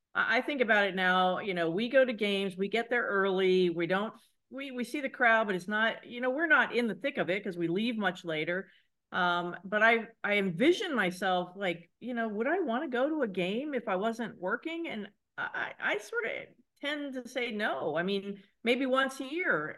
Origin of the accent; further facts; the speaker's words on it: Cincinnati, Ohio, United States; I grew up in Cincinnati